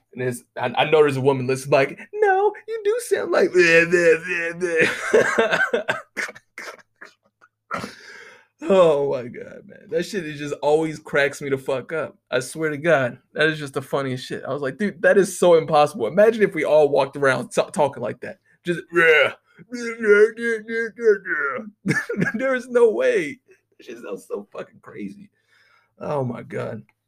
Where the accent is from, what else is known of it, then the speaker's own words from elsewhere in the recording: United States; I know that's a real American thing to say, but we ain't got no motherfucking accent.